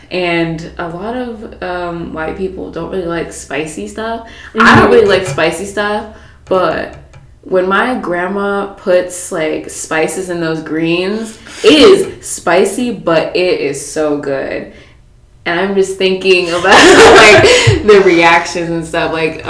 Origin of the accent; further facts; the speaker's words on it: United States; we have Black culture in our mm-hmm. family, obviously, but we're American.